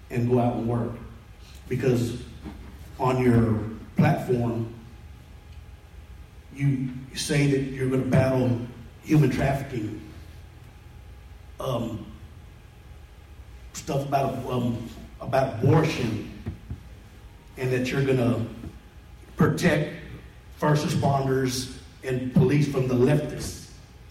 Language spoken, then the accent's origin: English; McKinney, Texas, United States; I was born and raised in McKinney on the east side